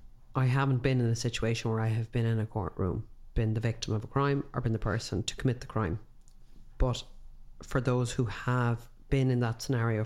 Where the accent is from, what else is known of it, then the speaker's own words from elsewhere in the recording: Ireland; And I think as Irish people